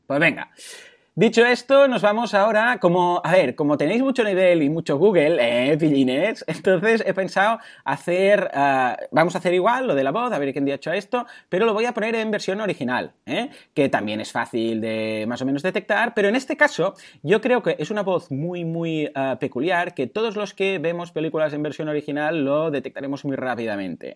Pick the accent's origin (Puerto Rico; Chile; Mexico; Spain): Spain; soy español